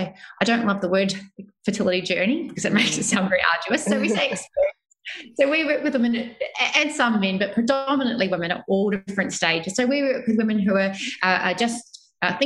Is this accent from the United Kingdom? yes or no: no; New Zealand; moved away as an adult; also born or lived in Melbourne, Australia; now in Sydney, Australia; I am originally from New Zealand